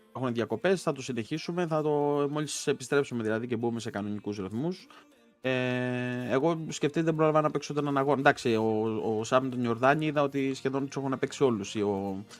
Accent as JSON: {"language": "Greek", "area": "a village near Ancient Olympia", "region": "Western Greece", "country": "Greece", "said": "εμένα το χωριό μου είναι κοντά στην αρχαία Ολυμπία"}